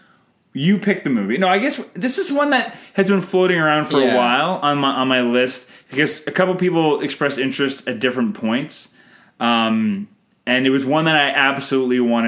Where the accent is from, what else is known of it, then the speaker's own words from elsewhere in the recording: Canada; I'm Canadian filmmaker